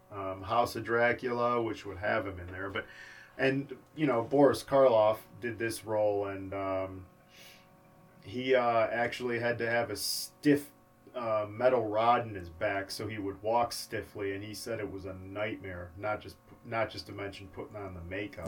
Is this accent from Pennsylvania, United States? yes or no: no; Cleveland, Ohio, United States; Growing up in Cleveland